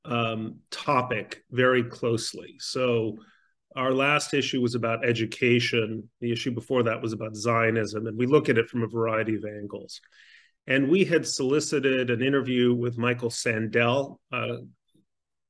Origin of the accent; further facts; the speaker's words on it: Mexico City, Mexico; moved away; I grew up in Mexico City